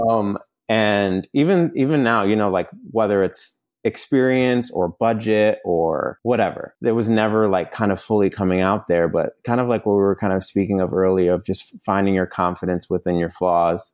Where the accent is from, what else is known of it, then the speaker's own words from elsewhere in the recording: New York, United States; moved away as an adult; now in Los Angeles, United States; living in Los Angeles, I'm originally from New York. I've been out here for about six or seven years